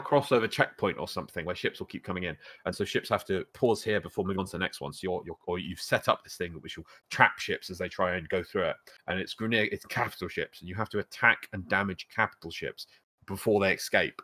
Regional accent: United Kingdom; We, we both carry a shame for being British, but not being tea people

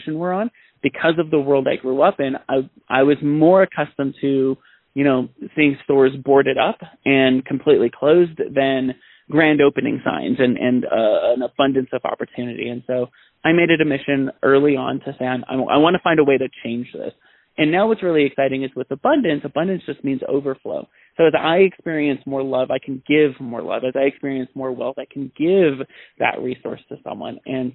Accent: San Bernardino, California, United States; I grew up in Southern California in San Bernardino, one of the most impoverished cities in Southern California.

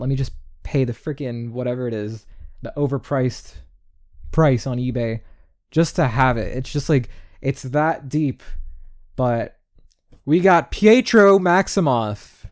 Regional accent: New York, United States; I'm from New York, and that's how we talk.

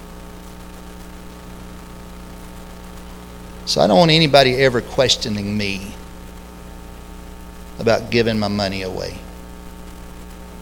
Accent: Lexington, United States; I grew up in Lexington

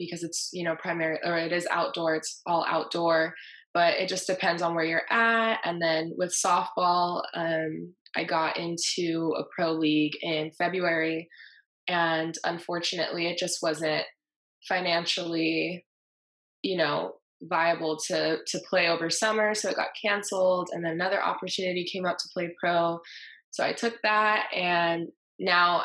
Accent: Southern California, United States; I'm from Southern California

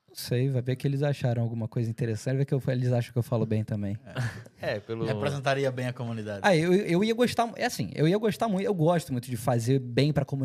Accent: Cascais, Lisbon, Portugal; Logo quando eu cheguei, eu participei de, uma, de um projeto em Cascais, que eu morei minha vida inteira em Cascais.

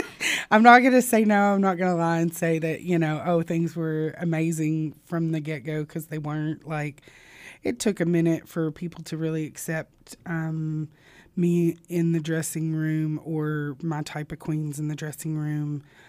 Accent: Southern Arkansas, United States; also born or lived in Little Rock, Arkansas / Louisiana; born in Little Rock and raised in Southern Arkansas

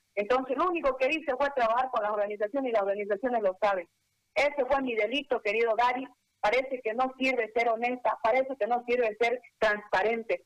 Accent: Bolivia; como boliviana

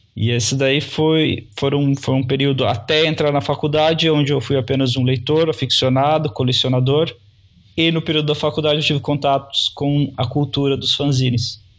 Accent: Londrina, Paraná, Brazil; also born or lived in São Paulo; eu sou de Londrina, que é o sul do país, mais próximo do estado de São Paulo. É uma cidade ao uhum. norte do Paraná

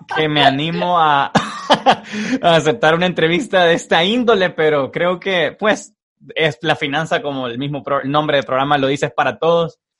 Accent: El Salvador

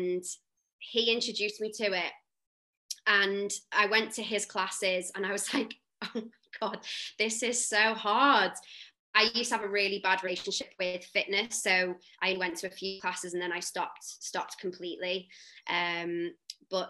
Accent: the Wirral, North West England, United Kingdom; now in London, United Kingdom; I am born and raised on the Wirral

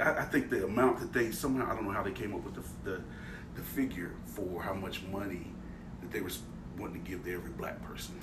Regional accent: Richmond, Indiana, United States; people that from my hometown, like they'll go to gym

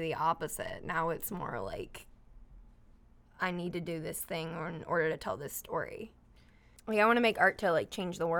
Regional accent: Cincinnati, Ohio, United States; I grew up in Cincinnati.

